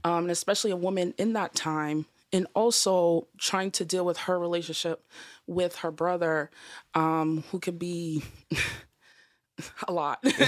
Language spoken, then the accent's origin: English; Boston, Massachusetts, United States; also born or lived in Georgia; I'm from Boston